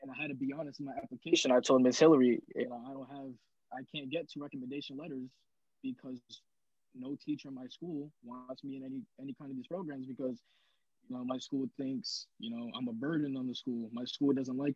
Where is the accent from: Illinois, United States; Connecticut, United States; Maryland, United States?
Connecticut, United States; New Haven; now in East Providence, United States; I'm originally from New Haven, Connecticut, but I live in East Providence, Rhode Island now